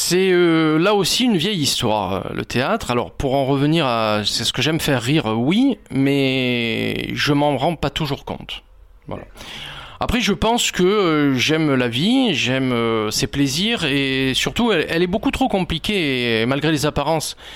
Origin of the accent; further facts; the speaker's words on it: Nice, Provence-Alpes-Côte d'Azur, France; je suis niçois et très fier d'être niçois et de ma ville